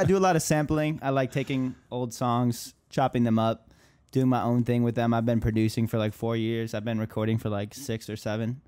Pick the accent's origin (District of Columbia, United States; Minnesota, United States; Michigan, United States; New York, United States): Minnesota, United States; Minneapolis; moved away as an adult; now in Miami, United States; I'm from Minneapolis, Minnesota, so up north, and I came down to Miami about five years ago.